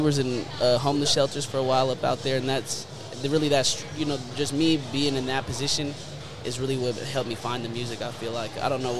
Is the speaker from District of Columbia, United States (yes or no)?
no; Tacoma, Washington, United States; also born or lived in Yakima, Washington; I was living with my mom up in Yakima at the time. I'm from Tacoma originally, but I moved out there for about a year.